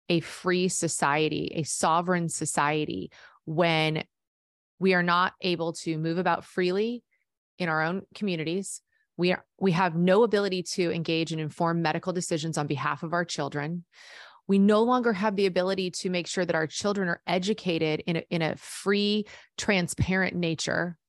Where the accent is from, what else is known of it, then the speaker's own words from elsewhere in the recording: United States; as an American citizen, a proud American citizen